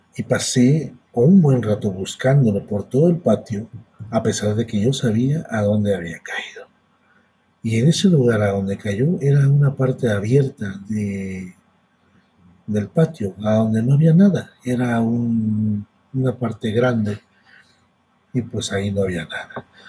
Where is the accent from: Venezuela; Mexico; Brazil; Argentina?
Mexico; yo soy de México, yo radico en México. Y yo nací en una parte de México a donde hace mucho calor.